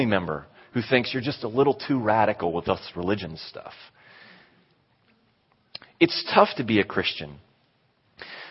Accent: Western Pennsylvania, United States; moved away; I was from Pennsylvania, made it to the Western Pennsylvania semifinals

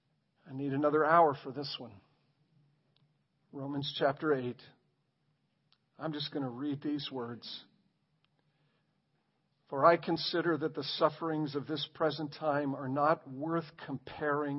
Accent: Ireland; I'm Irish

